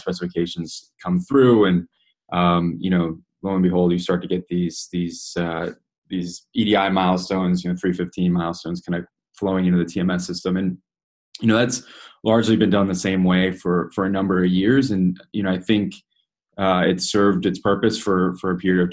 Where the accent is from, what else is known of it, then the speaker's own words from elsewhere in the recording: Chicago, Illinois, United States; moved away as an adult; also born or lived in Copenhagen / Netherlands; I'm originally from Chicago